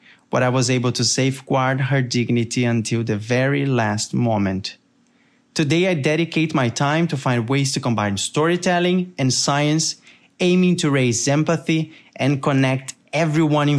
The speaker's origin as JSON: {"language": "English", "country": "Brazil", "accent": "Brazilian", "said": "as you can tell by my accent, I am Brazilian"}